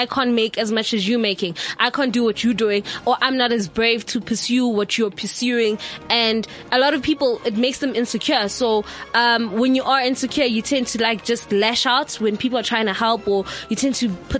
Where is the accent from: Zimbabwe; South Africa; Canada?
South Africa; because I'm South African, I can hear what's going on.